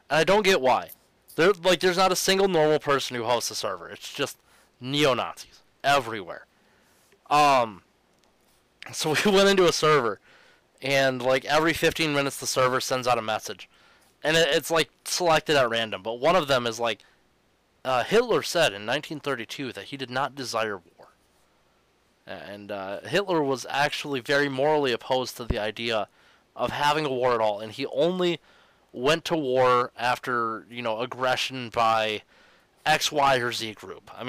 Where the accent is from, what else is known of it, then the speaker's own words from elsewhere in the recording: New South Wales, Australia; I may have been born and raised in uh, uh, New South Wales